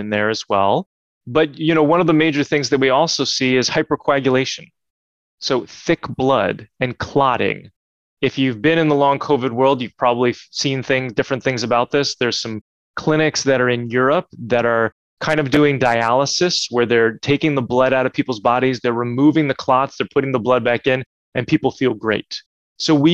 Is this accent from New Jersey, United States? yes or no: yes; New Jersey, United States; growing up in New Jersey